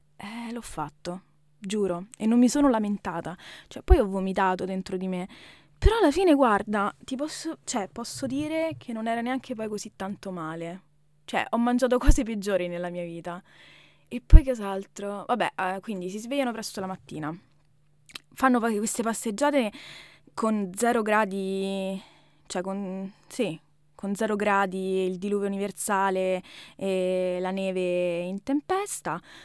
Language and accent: Italian; Rome, Lazio, Italy; moved away as an adult; now in Germany; italiana, Roma.